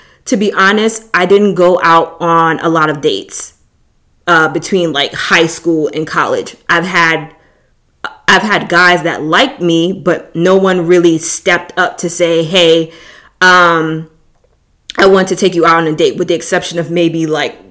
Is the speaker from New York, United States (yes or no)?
yes; New York City, New York, United States; moved away as an adult; I'm originally from New York. So when you've been born and raised in a city like